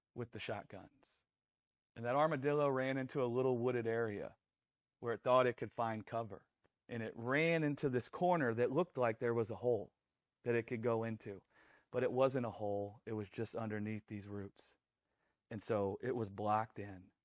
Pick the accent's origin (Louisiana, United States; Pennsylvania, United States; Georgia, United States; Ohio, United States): Louisiana, United States; we grew up in Louisiana